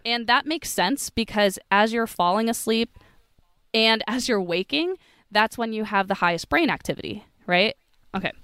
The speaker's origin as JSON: {"language": "English", "country": "United States", "tie": "born or raised there", "also_born_or_lived": "San Diego", "said": "growing up in the States"}